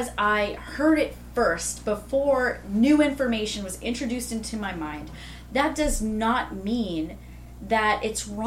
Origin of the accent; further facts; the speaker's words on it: the South, United States; I grew up in the South.